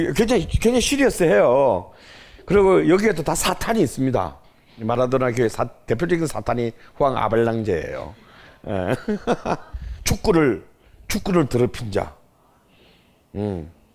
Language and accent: Korean; Busan, South Korea; 제 고향인 부산에 있는